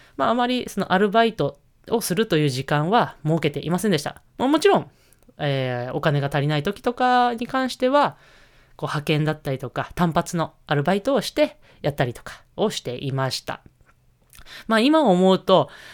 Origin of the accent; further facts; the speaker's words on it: Niigata, Japan; moved away; 私、新潟出身